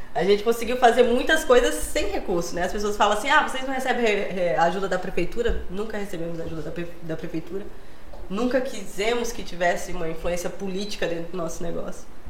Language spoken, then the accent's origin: Portuguese; Acre, Brazil; Eu nasci lá no Acre, mas tenho família catarinense